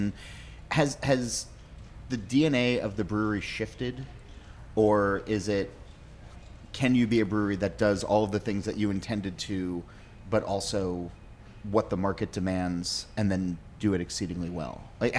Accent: New Jersey, United States; I'm from New Jersey

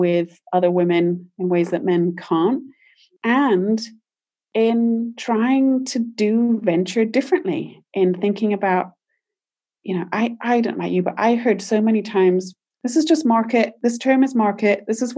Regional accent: United Kingdom; moved away as an adult; now in United States; I'm British originally

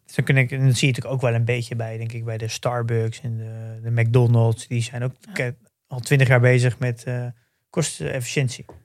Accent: Netherlands; als Nederlanders

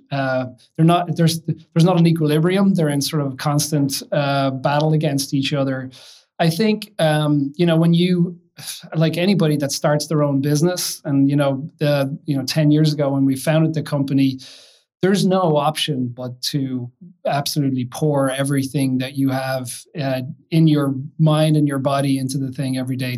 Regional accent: Kill, Leinster, Ireland; moved away as an adult; now in United States; I've been in the United States about 25 years now, but grew up in, in Ireland, in a little a village outside of Dublin called Kill in County Kildare

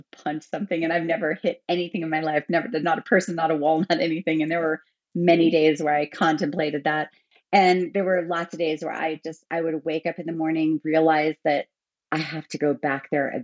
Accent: United States; moved away as an adult; also born or lived in Germany; I was an American working in an American gym

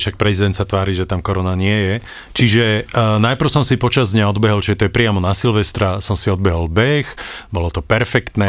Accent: Slovakia; we are from Slovakia

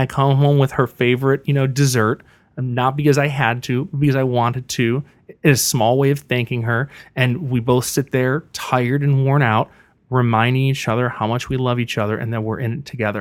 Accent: Buffalo, New York, United States; moved away as an adult; also born or lived in Missouri; now in Riverside, United States; I grew up with a single mom in Buffalo, New York.

